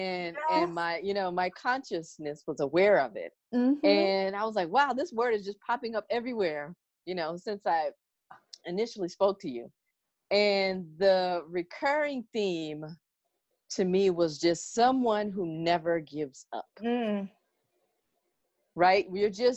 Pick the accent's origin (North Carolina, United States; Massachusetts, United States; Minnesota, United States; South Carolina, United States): South Carolina, United States; also born or lived in Washington, District of Columbia, United States; I'm from South Carolina